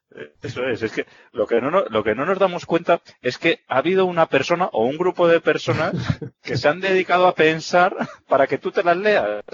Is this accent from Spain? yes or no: yes; Vitoria-Gasteiz, Basque Country, Spain; yo ya sabes que soy de Vitoria